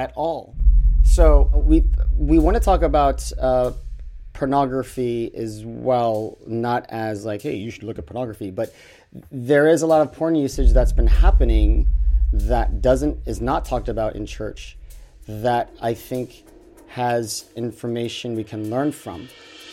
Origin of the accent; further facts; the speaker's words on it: Arkansas, United States; moved away as an adult; also born or lived in Los Angeles; I grew up in Arkansas